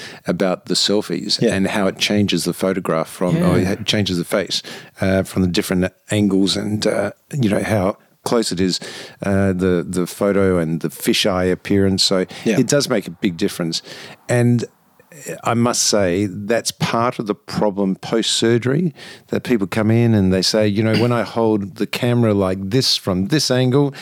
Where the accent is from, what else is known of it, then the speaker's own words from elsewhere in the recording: Adelaide, South Australia, Australia; I'm originally from Adelaide. That's where I was born, where my family are, and where I went to school and university there.